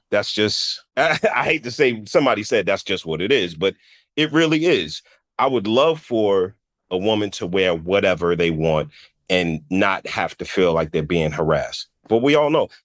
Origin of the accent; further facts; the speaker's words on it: New York City, New York, United States; I'm from the Bronx